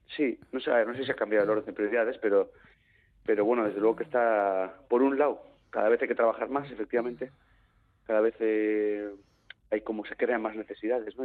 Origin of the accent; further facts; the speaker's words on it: Basque Country, Spain; Yo me puedo etiquetar como vasco, como Euskaldun